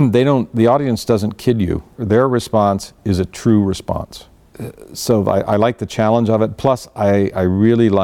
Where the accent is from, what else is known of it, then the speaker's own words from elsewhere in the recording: Orange County, California, United States; I grew up in Orange County, California